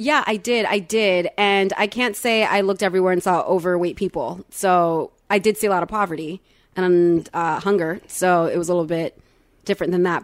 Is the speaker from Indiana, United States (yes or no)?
no; Florida, United States; I was born in Florida. I was my, uh, parents' first child born in America.